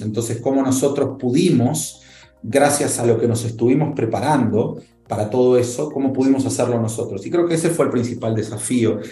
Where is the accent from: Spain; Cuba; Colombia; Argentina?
Argentina; moved away as an adult; now in Mexico; soy argentino